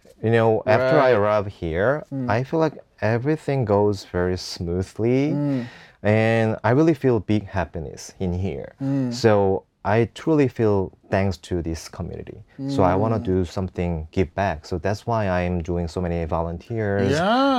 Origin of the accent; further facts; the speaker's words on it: Seoul, South Korea; English is a second language; I came from Seoul, and I love my country